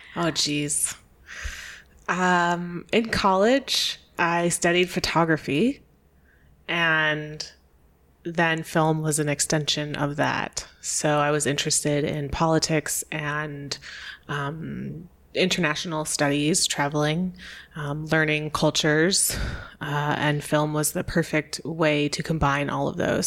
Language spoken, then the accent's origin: English; New York State near Niagara Falls, United States; moved away as an adult; also born or lived in Chicago / Hawaii; I was born um, in New York State near Niagara Falls, a very rural place